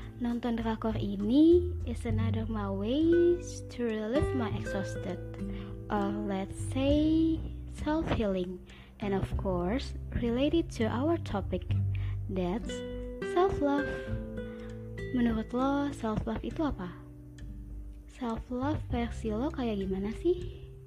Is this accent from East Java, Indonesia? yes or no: no; Cikampek, West Java, Indonesia; lahir di Cikampek tanggal 26 Desember 2000.